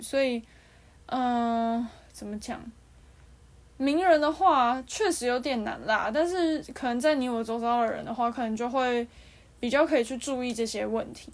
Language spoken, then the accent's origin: Chinese; Taiwan; 我们，就是台湾这边